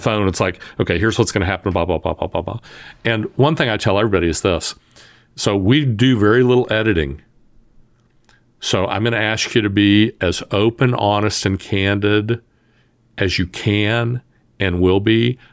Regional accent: the South, United States; I'm from the South

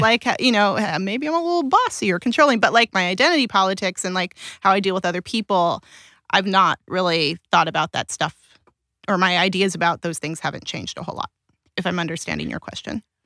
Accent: Pasadena, California, United States; also born or lived in Alhambra; I grew up in Pasadena, and I went to elementary school in South Pasadena

